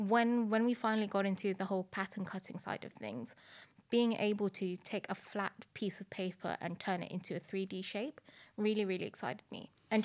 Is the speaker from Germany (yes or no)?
no; Philippines; also born or lived in Madrid, Spain; now in United Kingdom; So I grew up in different countries. I was born in Madrid, and then I moved to the Philippines before coming into the UK.